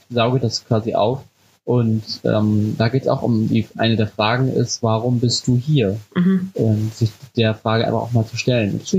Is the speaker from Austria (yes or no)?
no; Cuxhaven, Lower Saxony, Germany; also born or lived in Haselünne; Ich bin geboren in Haselünne, habe von der Stadt aber nie was gesehen, sondern bin aufgewachsen in Cuxhaven an der Küste. Mhm auch in einem kleinen Dorf